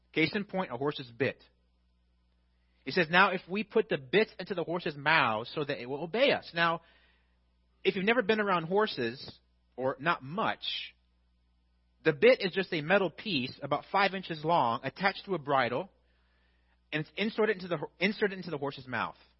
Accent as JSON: {"language": "English", "region": "Illinois", "country": "United States", "said": "because I'm from Illinois"}